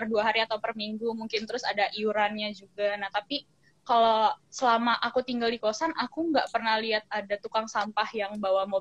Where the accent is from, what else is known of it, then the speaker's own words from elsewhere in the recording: Bogor, West Java, Indonesia; Kalau aku karena aku kebetulan karena aku dari Bogor yang udaranya dingin ya kan terus mas pas sampai ke Cikarang itu kok ya Allah panas banget